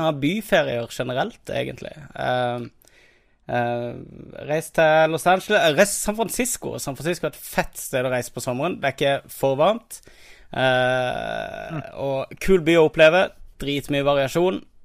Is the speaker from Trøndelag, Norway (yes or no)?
no; Kristiansand, Agder, Norway; jeg er jo kristiansander